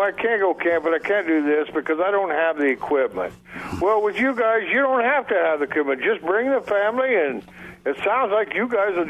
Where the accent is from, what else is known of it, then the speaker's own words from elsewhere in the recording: Montana, United States; I'm from Montana.